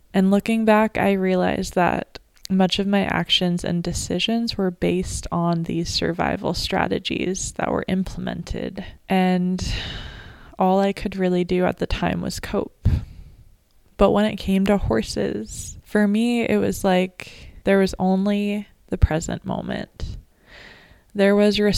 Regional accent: Sonoma County, California, United States; I grew up in Sonoma County, California, which is above the Bay Area

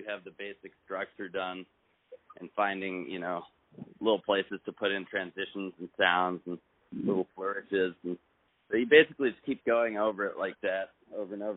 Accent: Palo Alto, California, United States; now in Los Angeles, United States; we're in L.A., but I grew up in Palo Alto

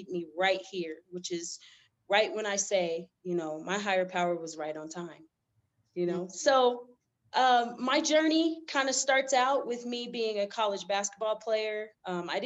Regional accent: Denver, Colorado, United States; I'm from Denver, Colorado.

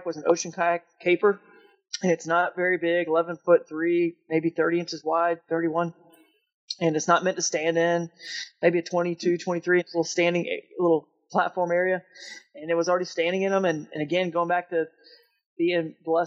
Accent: Atlanta, Georgia, United States; In Georgia there where we grew up in Atlanta

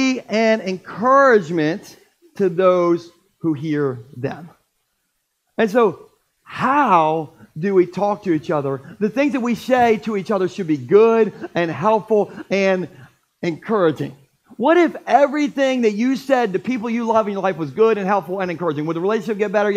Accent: Gumboro, Delaware, United States; I grew up in Gumboro eating Scrapple.

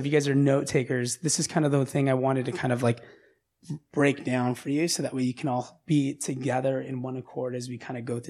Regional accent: Orange County, Los Angeles County, California, United States; I grew up in Orange County. I grew up in like Los Angeles County.

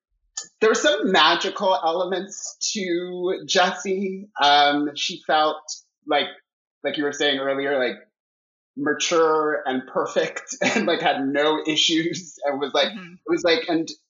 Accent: Miami, Florida, United States; I grew up in Miami

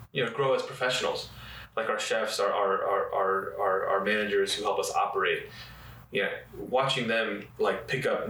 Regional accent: Apopka, Florida, United States; also born or lived in Chicago, Illinois; I grew up in Apopka.

